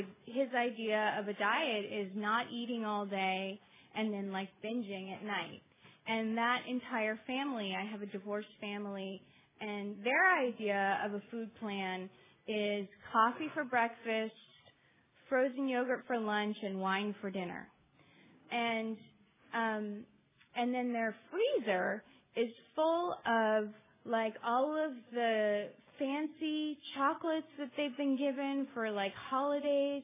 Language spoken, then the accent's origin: English; Los Angeles, California, United States; I grew up in Los Angeles